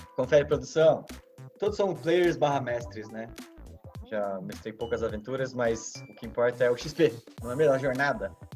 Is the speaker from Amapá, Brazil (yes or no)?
no; São José dos Campos, São Paulo, Brazil; sou de São José dos Campos